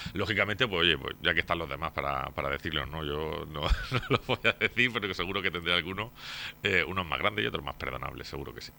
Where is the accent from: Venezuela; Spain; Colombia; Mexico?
Spain; Torre Pacheco, Region of Murcia; vecino de Pacheco desde que nací, he vivido aquí toda mi vida, toda mi vida. nací en el barrio de San Juan